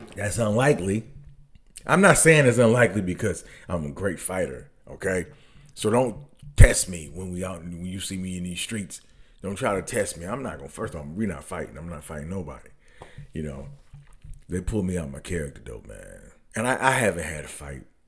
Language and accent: English; Detroit, Michigan, United States; I'm from Detroit